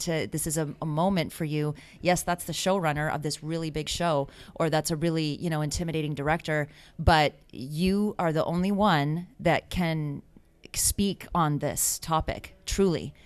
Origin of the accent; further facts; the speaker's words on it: United States; I'm American